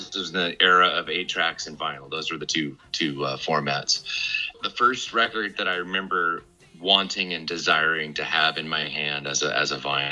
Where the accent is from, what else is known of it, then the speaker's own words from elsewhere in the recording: Redding, California, United States; I grew up in Redding, California.